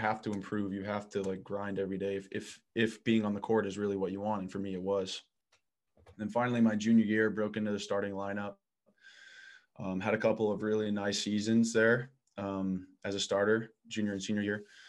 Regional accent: Midwest, United States; moved away as an adult; I'm a kid from the Midwest.

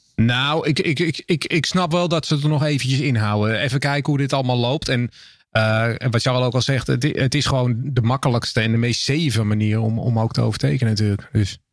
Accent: Netherlands

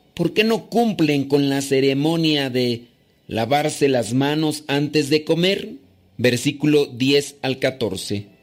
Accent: Mexico; now in New York, United States; soy de México, pero actualmente resido en Nueva York

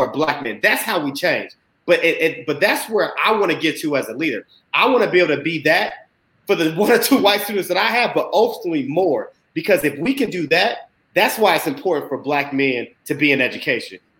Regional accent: Indiana, United States; I'm from Indiana

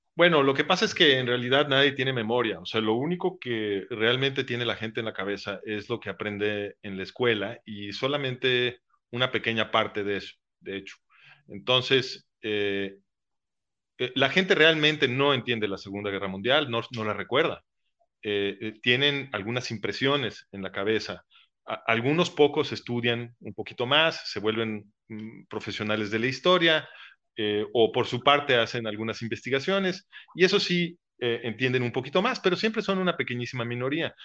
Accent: Mexico

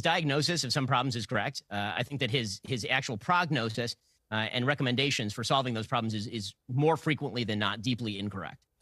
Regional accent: United States; I'm an American citizen, I'm an American.

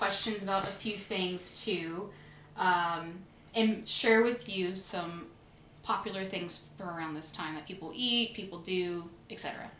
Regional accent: Louisiana, United States; I was born and raised in Louisiana, but not from New Orleans.

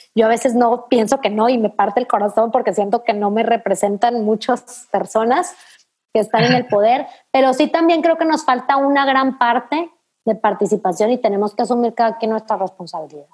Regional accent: Delicias, Chihuahua, Mexico; Delicias, que es mi municipio donde yo nací

